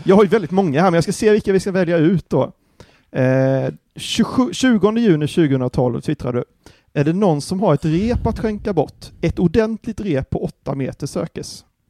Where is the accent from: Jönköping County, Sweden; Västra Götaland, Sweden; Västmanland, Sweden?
Jönköping County, Sweden; Anderstorp; det är ju mina hoods liksom, det är typ där jag kommer ifrån